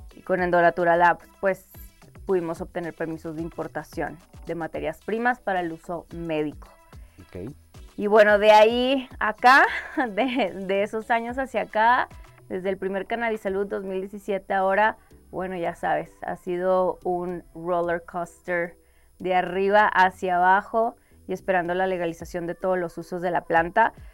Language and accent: Spanish; Mexico; moved away as an adult; also born or lived in Colorado, United States; un día sé que voy a regresar a México y quiero ser parte de este movimiento y que ojalá se legalice también en mi país